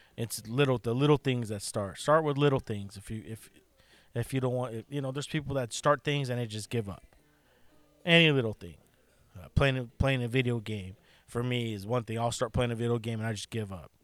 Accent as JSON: {"language": "English", "country": "United States", "said": "I'm an American, and we live in one of the best countries still in, in, in the world"}